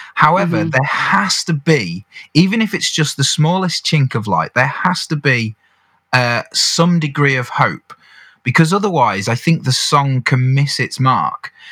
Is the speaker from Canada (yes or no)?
no; around Birmingham, West Midlands, United Kingdom; I was brought up in the Midlands. So, to put that in mm. context, we're talking perhaps Birmingham, around that area